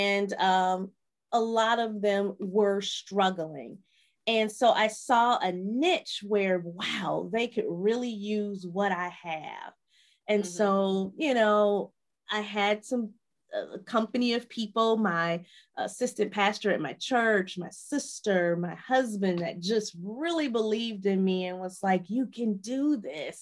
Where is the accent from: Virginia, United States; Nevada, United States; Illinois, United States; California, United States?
Illinois, United States; Chicago; moved away as an adult; also born or lived in Nashville / Milwaukee, Wisconsin; I'm originally from Chicago